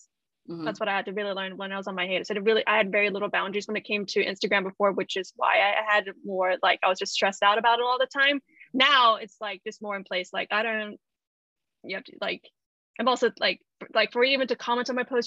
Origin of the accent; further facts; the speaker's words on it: United States; moved away as an adult; also born or lived in Japan; I grew up in the United States